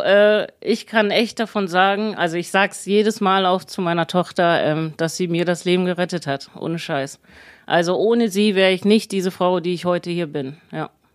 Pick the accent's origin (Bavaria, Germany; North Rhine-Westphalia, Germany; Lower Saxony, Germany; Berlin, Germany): Lower Saxony, Germany; Braunschweig; Ich bin aus Braunschweig, 36 Jahre alt